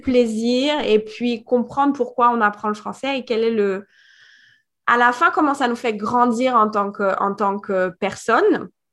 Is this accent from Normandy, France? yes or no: no; Paris suburbs, Île-de-France, France; moved away as an adult; also born or lived in Guadeloupe; now in Miami, United States; je suis française, née en France, en banlieue parisienne, à côté de Paris, à 20 km